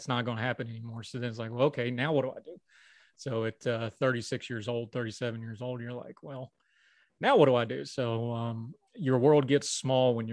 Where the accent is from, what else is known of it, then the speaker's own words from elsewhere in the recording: West Virginia, United States; moved away as an adult; Wound up back in my hometown working at Walmart